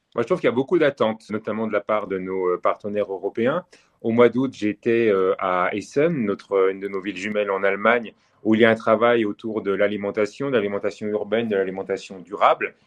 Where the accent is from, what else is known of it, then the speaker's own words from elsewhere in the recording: Savoy, Auvergne-Rhône-Alpes, France; je suis savoyard